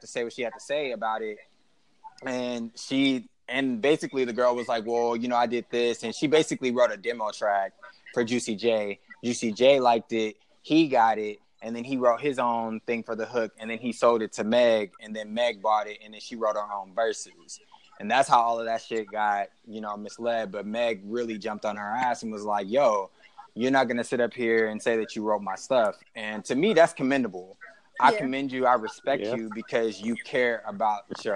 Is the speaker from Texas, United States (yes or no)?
yes; Texas, United States; I'm from Texas